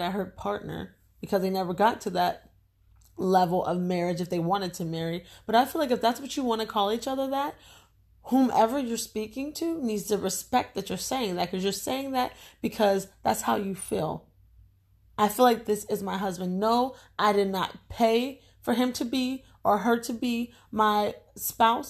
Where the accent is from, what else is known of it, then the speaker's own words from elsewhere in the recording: United States; we're African American, our ancestors are African. Excuse me, we're American